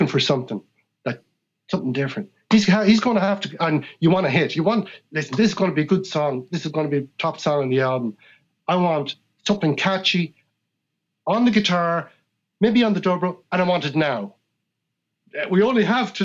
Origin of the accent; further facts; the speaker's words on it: Ireland; I come from Ireland and that as a human being, I was born into the tradition